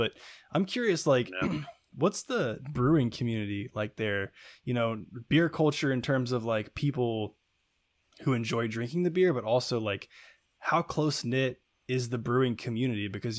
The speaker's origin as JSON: {"language": "English", "town": "Buena Vista", "region": "Virginia", "country": "United States", "tie": "born or raised there", "moved": "as an adult", "lives_now": "Virginia Beach, United States", "said": "we're from Lexington area, Buena Vista, Virginia, really small town. And so moving out here to Virginia Beach, it's like, you know, for us, this is a big city, right?"}